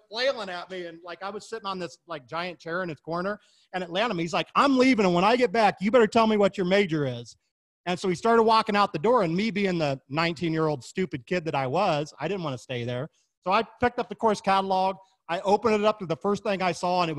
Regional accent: Kansas City, Missouri, United States; moved away; also born or lived in Florida; I was born and raised in Kansas City, Missouri, home of the Kansas City Chiefs, and Kansas City Barbecue

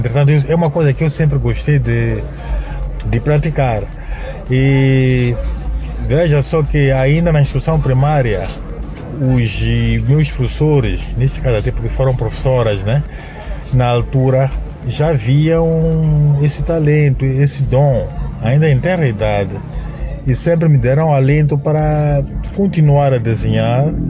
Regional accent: Ressano Garcia, Maputo, Mozambique; also born or lived in Moamba, Mozambique; eu me identifico sempre como pessoa de São Garcia, porque foi lá onde cresci e praticamente passei a minha infância

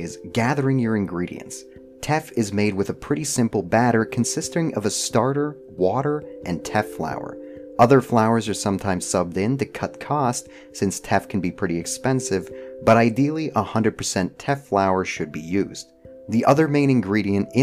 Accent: Canada; now in United States; I was born in Canada, I live in the United States

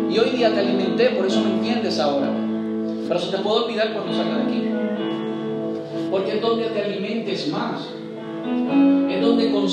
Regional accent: Puerto Rico; regresamos porque nos dio la gana, como puertorriqueño.

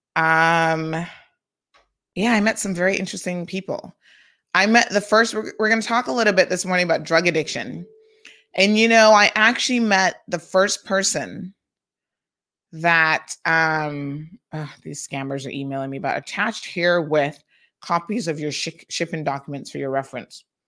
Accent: Tampa, Florida, United States; I grew up in Tampa

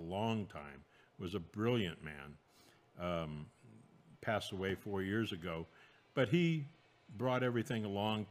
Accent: San Francisco, California, United States; also born or lived in Cupertino / Fresno / Alaska; I was born in San Francisco, raised there until, I was in the eighth grade

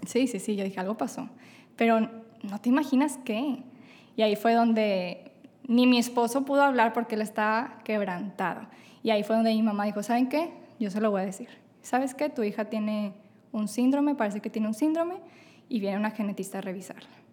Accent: Monterrey, Nuevo León, Mexico; soy de Monterrey, Nuevo León

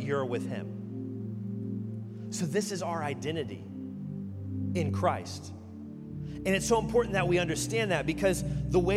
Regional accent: Kansas, United States; moved away; I'm from Kansas

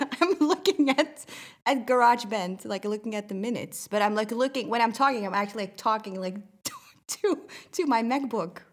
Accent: Netherlands; I'm from the Netherlands

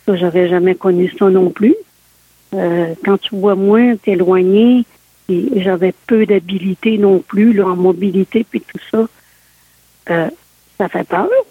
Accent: Sainte-Anne-de-Beaupré, Quebec, Canada; je suis née euh, à Saint-Anne-de-Beaupré

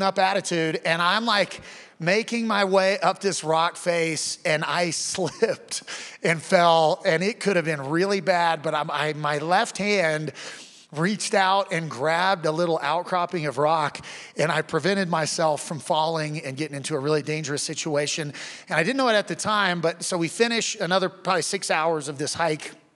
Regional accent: Wichita, Kansas, United States; I grew up in Wichita, Kansas

